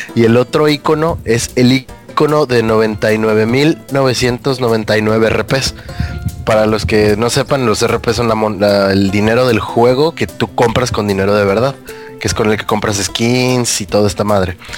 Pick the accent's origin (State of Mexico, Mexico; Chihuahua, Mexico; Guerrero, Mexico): Guerrero, Mexico; Acapulco; now in Mexico City, Mexico; me vine a mi pueblo